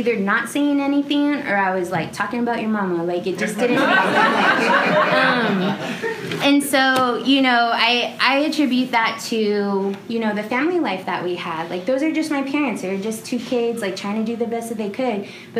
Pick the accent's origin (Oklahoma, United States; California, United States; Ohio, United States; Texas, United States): Texas, United States; San Antonio; growing up in San Antonio or South Texas